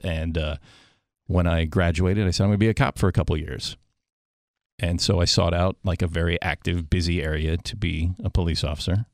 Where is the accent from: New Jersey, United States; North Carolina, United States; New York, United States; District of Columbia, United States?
District of Columbia, United States; Washington; I grew up in the suburbs of Washington, D.C. So I was born in D.C. and grew up there